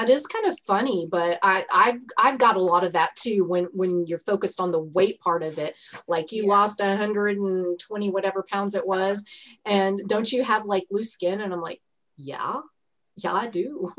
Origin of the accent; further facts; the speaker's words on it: Texas, United States; duh. I'm from Texas. I'm 54. I'll be 55 in July.